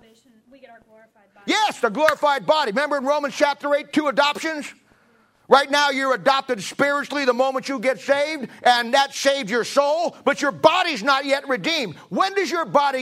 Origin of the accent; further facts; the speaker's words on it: United States; I'm an American.